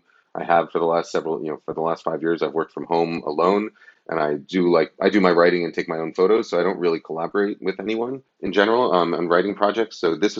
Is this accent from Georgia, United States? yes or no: no; New York, United States; also born or lived in Boston; I grew up in New York, lived in Boston for 10 years, and then back in New York for 5 years while my wife was in grad school.